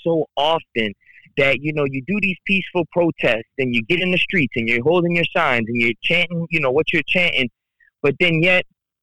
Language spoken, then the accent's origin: English; United States; being Palestinian American, like, you know, I was born in the United States, you know, I'm Palestinian